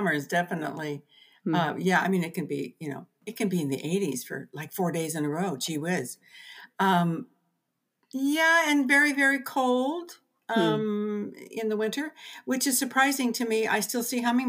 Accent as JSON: {"language": "English", "region": "Southern California", "country": "United States", "tie": "born or raised there", "moved": "as an adult", "lives_now": "Seattle, United States", "said": "I was born and raised down in Southern California and then moved to Central California when I got married"}